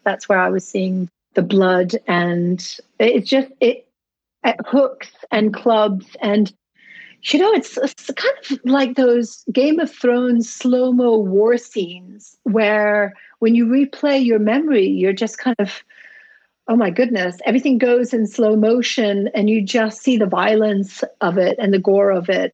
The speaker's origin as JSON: {"language": "English", "country": "Tunisia", "tie": "born or raised there", "said": "I grew up in Tunisia in North Africa"}